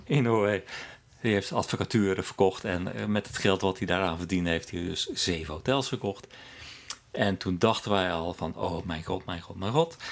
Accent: Netherlands; moved away as an adult; now in Norway; ik uit Nederland kwam

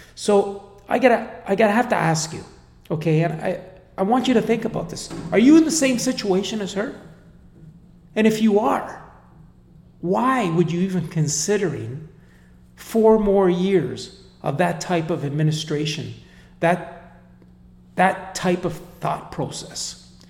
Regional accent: Canada; I'm, I'm Canadian. I come from Canada.

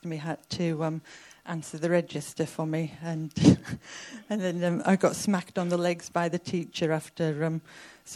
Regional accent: Cumbria, North West England, United Kingdom; I grew up in Cumbria on a remote farm

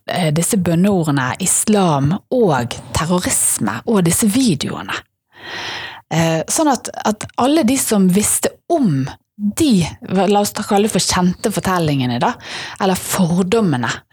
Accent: Bergen, Vestland, Norway

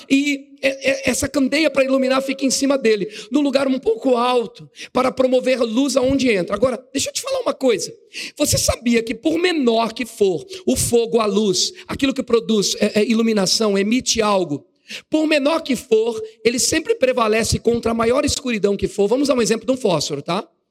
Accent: São Paulo, Brazil; moved away as an adult; now in Assis, Brazil; sou da cidade de Assis, na verdade sou da capital São Paulo. Estou fazendo a obra de Deus em Assis, fui enviado para lá

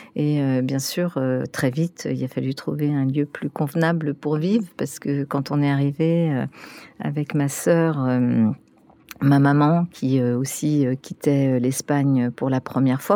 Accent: France; first language Spanish and French; also born or lived in Spain; now in Paris, France; comme je suis arrivée à deux ans et demi, euh, pour moi, c'était apprendre le français en même temps que j'étais en train d'apprendre aussi euh, ma langue maternelle, mmh. l'espagnol

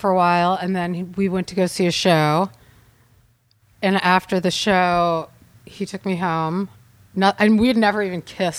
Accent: Tulsa, Oklahoma, United States; Tulsa, Oklahoma.

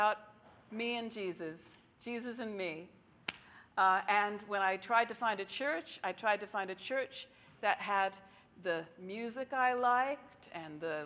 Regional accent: Texas, United States; As a Jewish child growing up in Texas, which is real Bible Belt

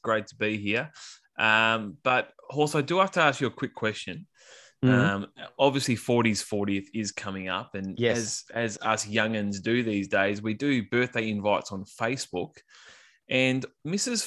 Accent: Australia; as an Aussie

